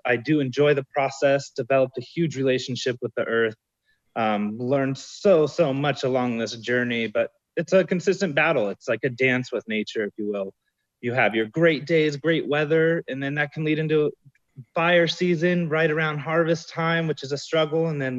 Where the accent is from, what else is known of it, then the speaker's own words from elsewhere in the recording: California, United States; now in Southern California, United States; I am not from Mendocino County. I'm from Central California.